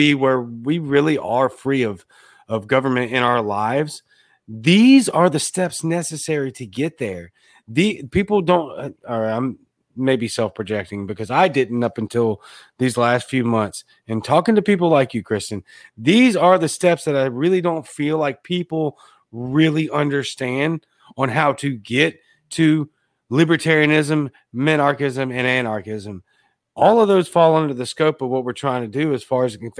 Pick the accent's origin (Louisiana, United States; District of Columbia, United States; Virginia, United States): Louisiana, United States; Baton Rouge; now in Jackson, United States; I live in Mississippi. I'm in Jackson. I'm from Baton Rouge, Louisiana